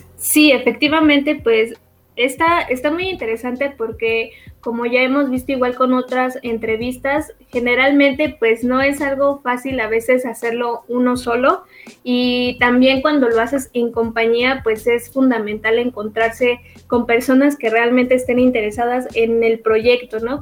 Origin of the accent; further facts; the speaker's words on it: Mexico; como buena mexicana